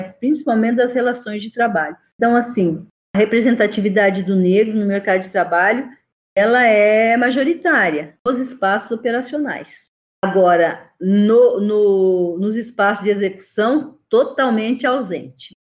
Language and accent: Portuguese; Brazil; eu não sou africana eu não sou afro-brasileira eu sou brasileira